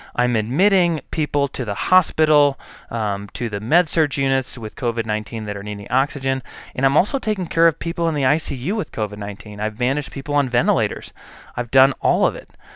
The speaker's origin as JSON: {"language": "English", "country": "United States", "also_born_or_lived": "Boise, Idaho", "said": "as an American people"}